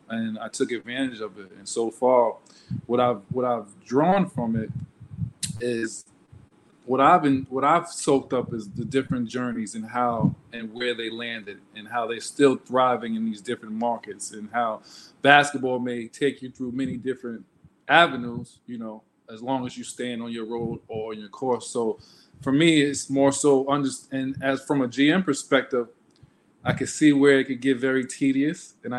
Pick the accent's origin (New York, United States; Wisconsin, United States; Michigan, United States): New York, United States; Queens; I'm from Jamaica, Queens, New York.